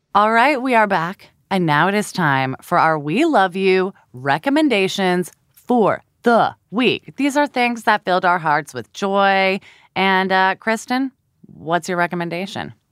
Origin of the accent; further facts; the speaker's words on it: California, United States; moved away as an adult; now in New York, United States; I'm originally from California and I lived there for about 25 years